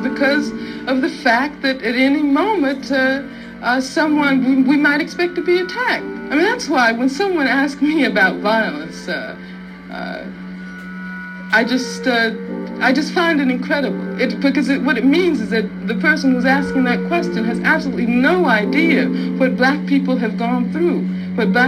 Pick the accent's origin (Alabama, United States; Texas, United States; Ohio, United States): Alabama, United States; Birmingham; I grew up in Birmingham, Alabama